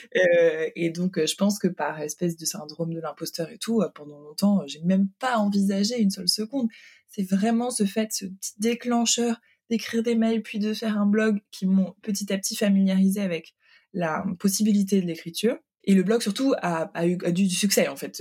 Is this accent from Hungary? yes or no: yes; Hungary; now in Paris, France; je suis née en Hongrie